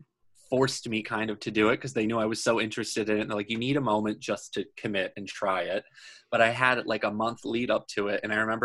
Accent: Dutchess County, New York, United States; now in New York City, United States; I grew up in Dutchess County

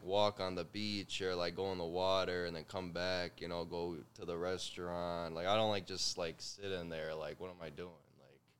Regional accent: Pizzone, Molise, Italy; I don't live there anymore, but I'm from Pizzone.

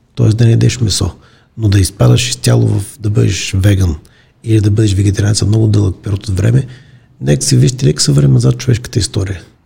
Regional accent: Bulgaria

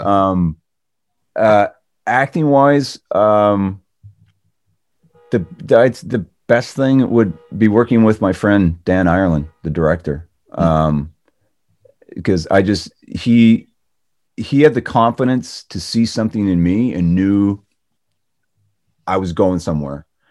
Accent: Canada; moved away; Being Canadian

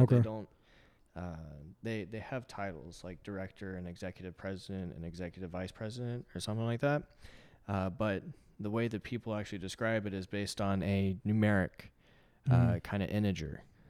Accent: Concord, California, United States; born there; also born or lived in Brussels, Belgium / Paris, France / Brisbane, Australia / Abu Dhabi, United Arab Emirates; I was born in Concord, California, and since then I've moved 14 different times across 4 different countries, and let's say that the United States is the 5th country.

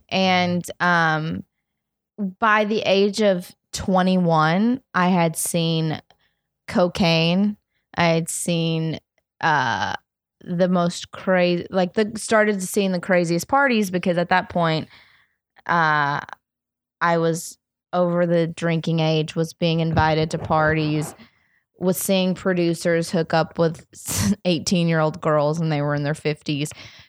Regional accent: Alabama, United States; So I grew up in the South, small town, conservative family, very conservative area where I was a Christian Jew

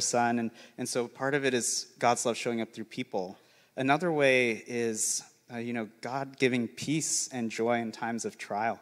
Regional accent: St. George, Utah, United States; I grew up in St. George's, an hour away from Zion National

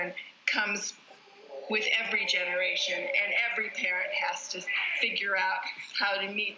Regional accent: Alaska, United States; I didn't go to a movie until I was 16, partially because I grew up in Alaska and we didn't have a theater

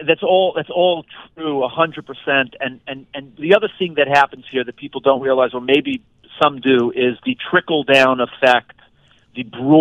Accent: New York, United States; So I am a fifth-generation American on my dad's side, okay. Five generations, born and raised in New York over the last 100-plus years.

